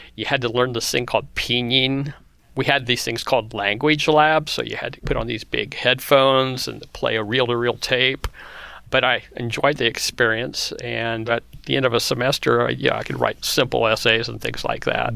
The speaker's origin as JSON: {"language": "English", "region": "Kansas", "country": "United States", "tie": "born or raised there", "said": "I was growing up in the Midwest in Kansas"}